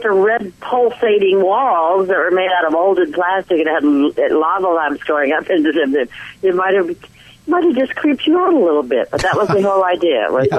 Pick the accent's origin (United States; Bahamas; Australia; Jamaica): United States; Grass Valley, California; I grew up in Grass Valley.